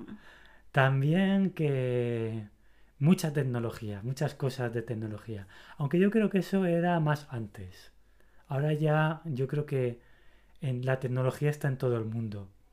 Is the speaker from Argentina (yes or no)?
no; Spain; soy español, ¿no? Soy del país de la pasión